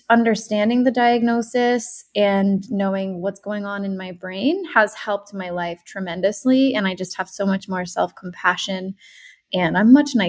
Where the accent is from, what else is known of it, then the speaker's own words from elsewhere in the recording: Rhode Island, United States; moved away as an adult; also born or lived in California / Brooklyn, New York / Los Angeles; now in San Diego, United States; I'm from Rhode Island. Then I moved to California for 10 years to do my grad school and everything. And then I went back to the East Coast, lived in Brooklyn. And then I moved back to Rhode Island